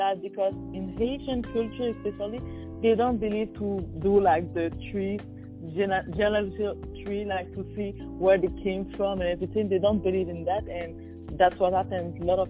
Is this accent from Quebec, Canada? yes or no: yes; Quebec, Canada; I'm from Quebec. Quebec is the French part in Canada.